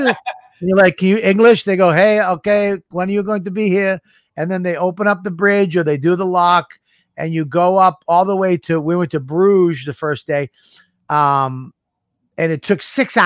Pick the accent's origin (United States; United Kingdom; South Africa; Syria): United States; Boston, Massachusetts; I grew up in Boston